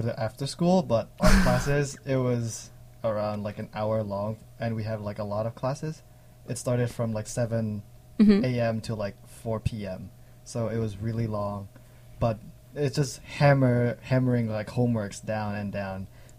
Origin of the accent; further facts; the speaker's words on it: Hanoi, Vietnam; also born or lived in Bangkok, Thailand; I'm from Hanoi.